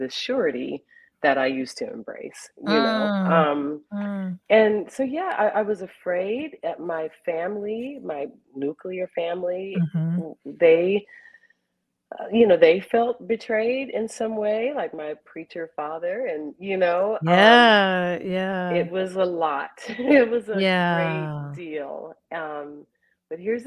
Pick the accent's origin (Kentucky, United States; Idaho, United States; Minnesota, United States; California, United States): California, United States; Carson; as a kid growing up in Carson, California